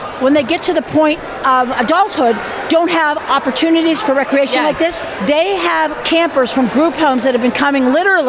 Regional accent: Pittsburgh, Pennsylvania, United States; because we're from Pittsburgh.

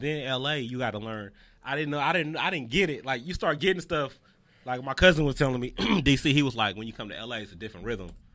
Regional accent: the Bay Area, California, United States; moved away as an adult; now in Los Angeles, United States; I was from the Bay

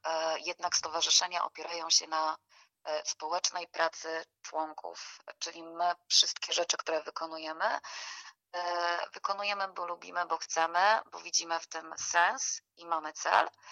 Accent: Gorlice, Lesser Poland, Poland; jesteśmy z Gorlic

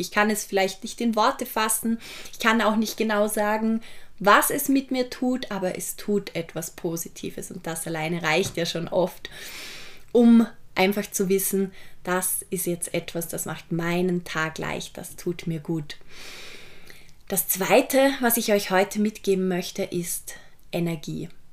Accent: Vorarlberg, Austria; ich komme ja aus Vorarlberg

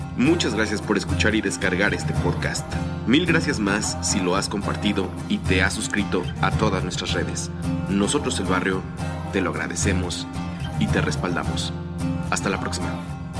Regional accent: Mexico; nuestro acento, nuestras costumbres

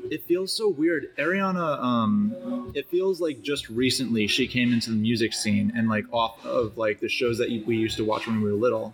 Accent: Chicago, Illinois, United States; I'm from Chicago.

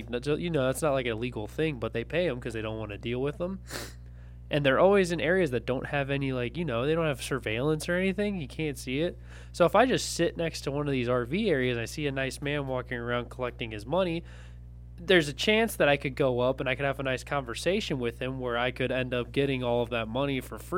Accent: Appalachia, United States; I'm from Appalachia.

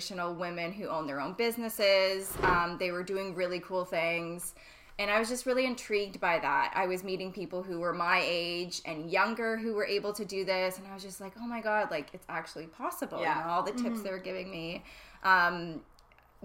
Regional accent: Ontario, Canada; moved away as an adult; now in Vancouver, Canada; I'm originally from Ontario. I moved here about 5 years ago now

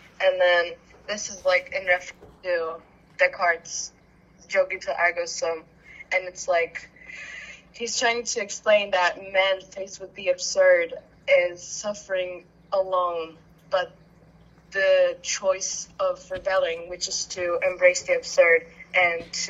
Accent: Turkey; now in Toronto, Canada; I am from Turkey

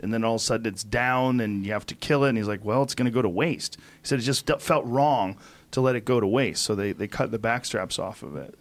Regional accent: Boston, Massachusetts, United States; I grew up in Boston

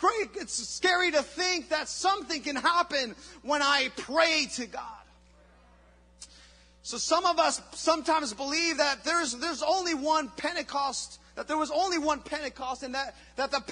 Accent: Mexico; moved away; I was in Mexico, and growing up in Mexico

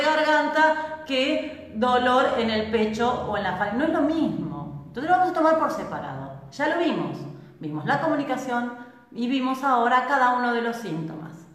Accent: Argentina

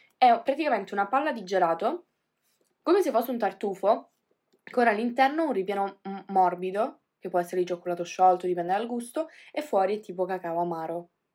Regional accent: Calabria, Italy; io vengo dalla Calabria

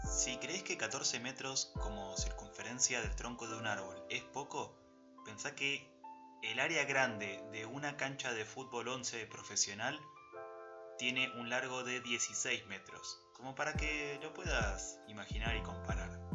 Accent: Argentina; nos definen como argentino y como sociedad

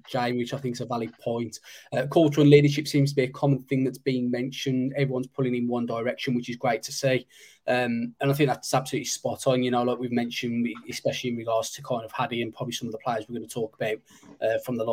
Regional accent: Black Country, West Midlands, United Kingdom; accent: Black Country; my Black Country accent

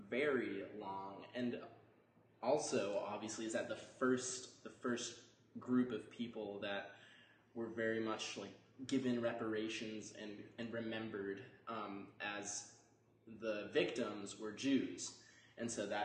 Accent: Boston, Massachusetts, United States; I'm from Boston, Massachusetts.

